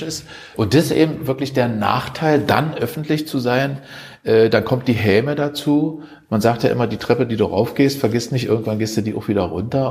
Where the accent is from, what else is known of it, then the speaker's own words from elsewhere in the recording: Germany; uns als Deutsche